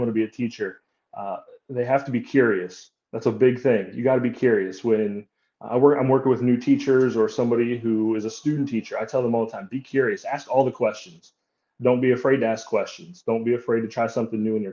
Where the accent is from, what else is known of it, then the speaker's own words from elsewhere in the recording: Pennsylvania, United States; moved away as an adult; now in North Carolina, United States; I'm originally from Pennsylvania. Made my way down to North Carolina